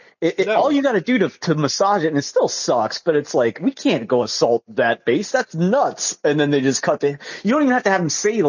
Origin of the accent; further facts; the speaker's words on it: Savannah, Georgia, United States; I'm from Savannah, and you know that.